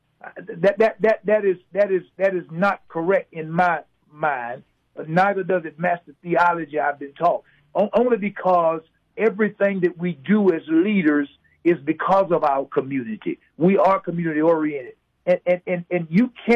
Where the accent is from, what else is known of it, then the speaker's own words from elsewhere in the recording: the South, United States; now in Alabama, United States; I grew up in the South